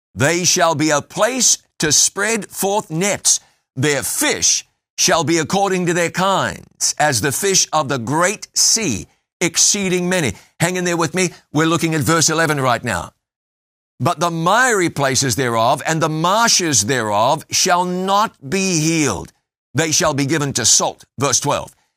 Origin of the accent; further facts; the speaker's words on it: Waikato, New Zealand; I grew up basically on the banks of the Waikato River.